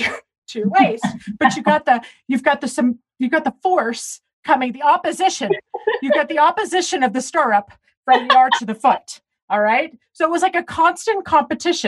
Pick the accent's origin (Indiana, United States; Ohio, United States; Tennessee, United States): Tennessee, United States; growing up in Tennessee